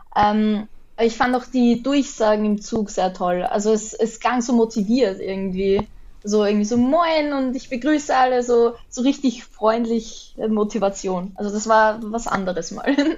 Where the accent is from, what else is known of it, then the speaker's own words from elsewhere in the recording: Lower Austria, Austria; ich komme aus Niederösterreich, also Niederösterreich schließt Wien so ein. Ähm, eher aus dem Süden